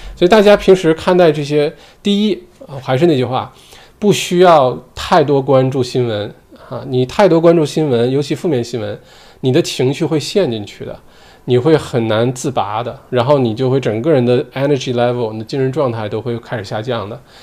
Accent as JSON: {"language": "Chinese", "country": "China", "moved": "yes", "lives_now": "Australia", "said": "我们华人其实也是歧视的，我中国人"}